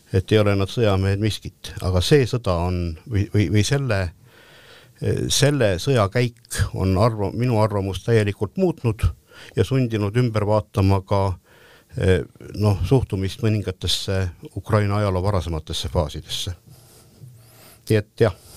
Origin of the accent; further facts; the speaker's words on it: Estonia; me oleme eestlased